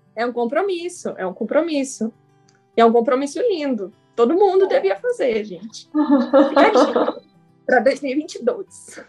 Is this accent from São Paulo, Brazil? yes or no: yes; São José dos Campos, São Paulo, Brazil; que eu sou de São José dos Campos